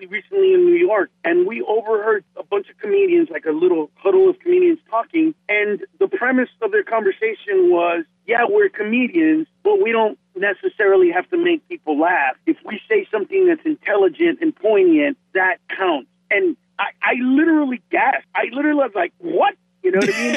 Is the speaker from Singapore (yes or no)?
no; Honduras; now in Los Angeles, United States; I'm from Honduras, I'm not Mexican.